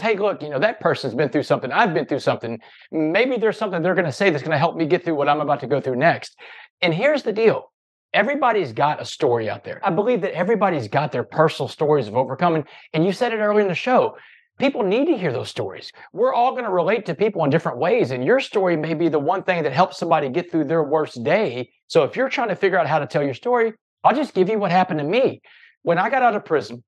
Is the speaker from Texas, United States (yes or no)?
yes; Port Arthur, Texas, United States; I grew up in Port Arthur, Texas